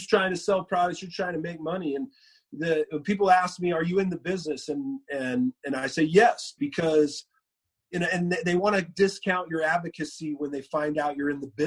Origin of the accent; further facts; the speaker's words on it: Moreno Valley, California, United States; I helped a marijuana dispensary group get licensing in my hometown. They were looking for licensing in Southern California, and my hometown was coming up.